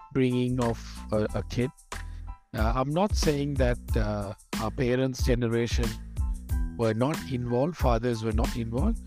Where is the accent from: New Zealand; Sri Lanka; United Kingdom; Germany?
Sri Lanka; moved away as an adult; now in Bangkok, Thailand; I'm originally from Sri Lanka